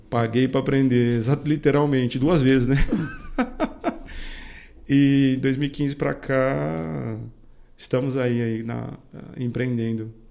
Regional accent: Indaiatuba, São Paulo, Brazil; accent: caipira; eu sou indatubano, né? Portanto, eu costumo dizer que eu sou caipira, né? Eu nasci aqui, é, vivi até a minha adolescência aqui

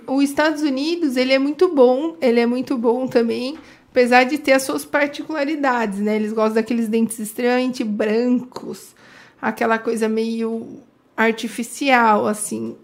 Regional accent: Indaiatuba, São Paulo, Brazil; eu sou de Indaiatuba há muitos anos

